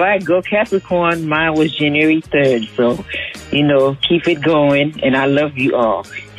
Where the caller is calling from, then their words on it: Georgia, United States; I'm calling from Accra, Georgia.